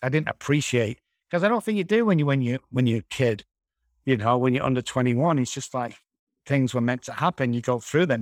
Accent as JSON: {"language": "English", "town": "Manchester", "region": "North West England", "country": "United Kingdom", "moved": "as an adult", "lives_now": "San Antonio, United States", "said": "I'm originally from Manchester, United Kingdom"}